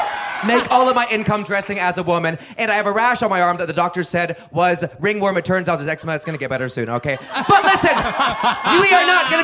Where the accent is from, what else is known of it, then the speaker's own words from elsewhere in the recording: Dallas, Texas, United States; born there; I respond, I was born in Dallas, but they stop me.